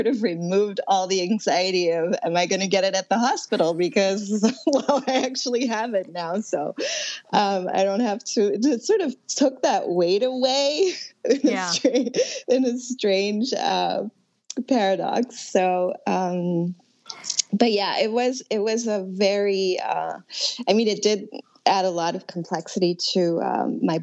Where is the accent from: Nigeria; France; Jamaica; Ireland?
France; also born or lived in Connecticut; now in New York City, United States; I'm originally from France, so I've also been very concerned about my family in Paris